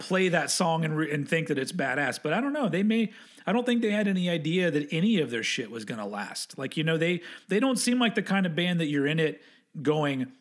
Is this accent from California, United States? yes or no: no; Texas, United States; accent: southern; I was from Texas